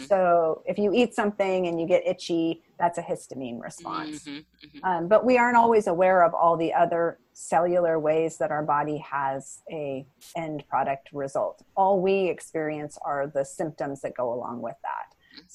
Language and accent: English; Seattle, Washington, United States; I'm from Seattle